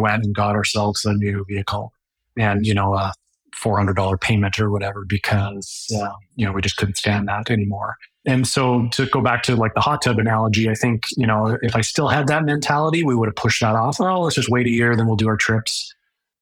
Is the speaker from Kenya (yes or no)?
no; Calgary, Alberta, Canada; now in Lethbridge, Canada; I grew up in Calgary